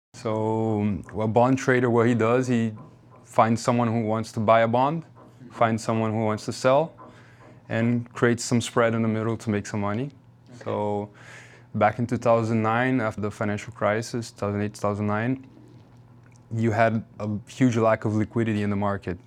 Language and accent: English; Rio de Janeiro, Brazil; moved away as an adult; also born or lived in Miami; I'm from Rio, so outdoor sports are, like, something that's kind of part of our culture